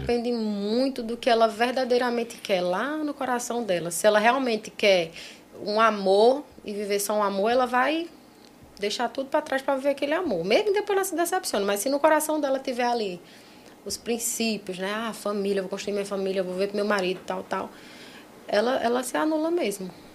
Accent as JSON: {"language": "Portuguese", "town": "Petrolina", "region": "Pernambuco", "country": "Brazil", "tie": "born or raised there", "also_born_or_lived": "João Pessoa", "said": "Petrolina, que é a minha cidade natal"}